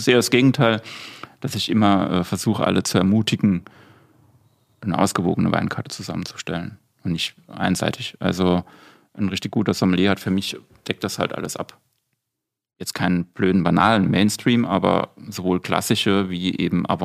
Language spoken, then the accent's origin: German; Saarland, Germany; also born or lived in Austria; now in Palatinate, Germany; als gebürtiger Saarländer